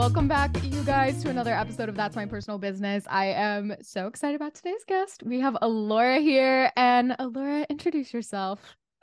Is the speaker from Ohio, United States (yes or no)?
no; Utah, United States; also born or lived in Southern California / Los Angeles; now in New York, United States; I grew up in Utah and then, like, partially in Southern California, I lived in L A for a second before this